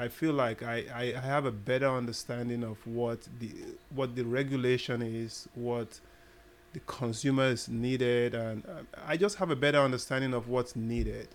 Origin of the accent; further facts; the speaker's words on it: Nigeria; moved away as an adult; I originally, I'm from Nigeria